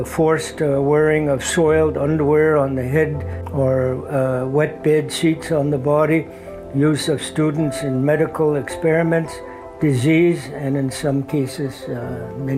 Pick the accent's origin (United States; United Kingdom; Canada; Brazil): Canada; Haida Gwaii, British Columbia; were born and raised in Haida Village in Haida Gwaii